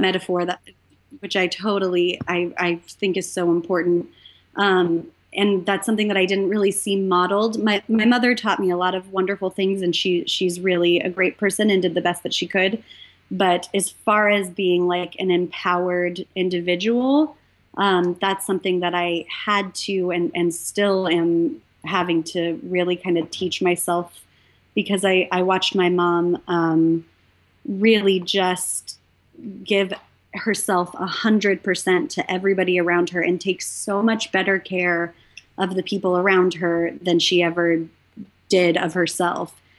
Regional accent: Humboldt County, Northern California, United States; moved away as an adult; now in Los Angeles, United States; I'm from Northern California, uh, like almost the Oregon border, Humboldt County

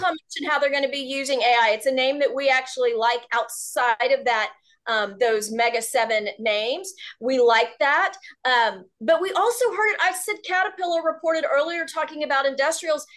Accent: Houston, Texas, United States; a Texas girl born and raised in Houston

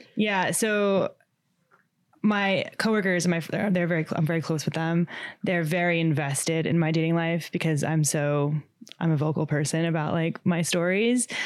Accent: Long Island, New York, United States; moved away as an adult; now in Manhattan, United States; I am from Long Island. I live in the city now, in Manhattan

